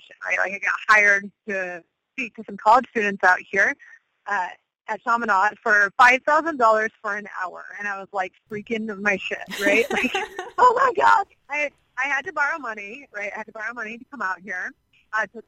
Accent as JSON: {"language": "English", "region": "Midwest", "country": "United States", "tie": "born or raised there", "also_born_or_lived": "California", "moved": "as an adult", "lives_now": "Hawaii, United States", "said": "I'm originally from the Midwest. So a far cry from where I spent the first 33 years of my life."}